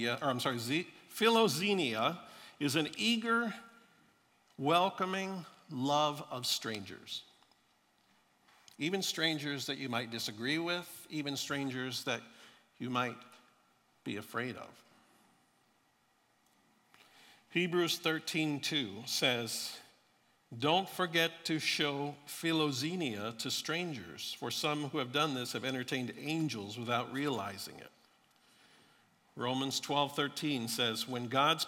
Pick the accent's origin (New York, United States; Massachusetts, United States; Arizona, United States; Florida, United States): Florida, United States; born or raised there